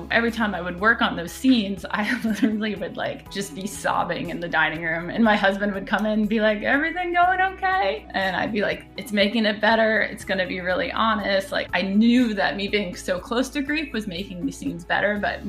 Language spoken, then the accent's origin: English; Chicago, Illinois, United States; born there; also born or lived in Philadelphia / Boston / Chapel Hill; now in Seattle, United States; Where I'm from, I'm a bit of a mutt. I was born in Chicago. I lived in Philadelphia most of my life, and then Boston, and then Chapel Hill, North Carolina, and now I'm in Seattle.